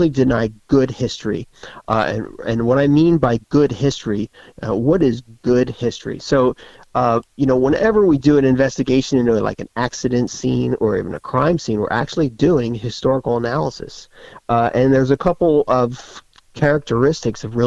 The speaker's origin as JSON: {"language": "English", "region": "the North", "country": "United States", "tie": "born or raised there", "moved": "yes", "lives_now": "Florida, United States", "said": "I grew up in the north"}